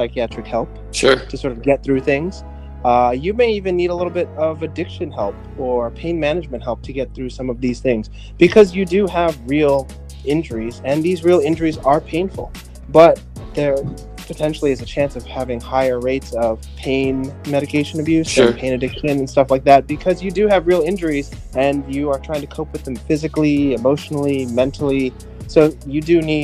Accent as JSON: {"language": "English", "town": "New York City", "region": "New York", "country": "United States", "tie": "born or raised there", "said": "born and raised in the Boogie Down Bronx"}